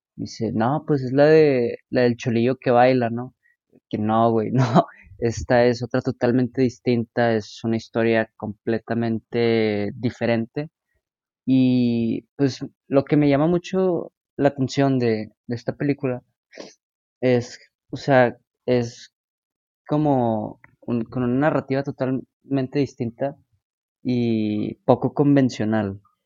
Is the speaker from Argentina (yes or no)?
no; Nuevo León, Mexico; el cine de mi estado, de mi tierra